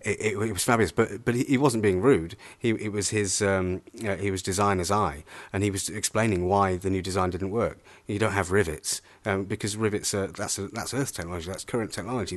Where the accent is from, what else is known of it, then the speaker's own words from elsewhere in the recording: Pontypridd, Wales, United Kingdom; I'm from Ponti, Pontypridd